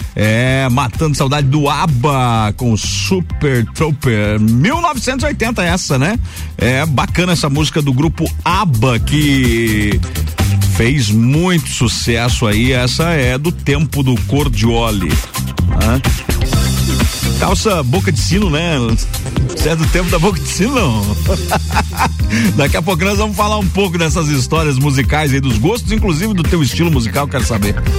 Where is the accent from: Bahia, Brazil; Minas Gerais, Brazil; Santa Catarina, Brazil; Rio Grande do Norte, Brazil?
Santa Catarina, Brazil; São Joaquim; moved away; Nasci em São Joaquim